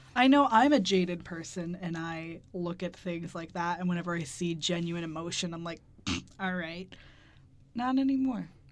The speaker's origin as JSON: {"language": "English", "country": "United States", "said": "We're American heathens"}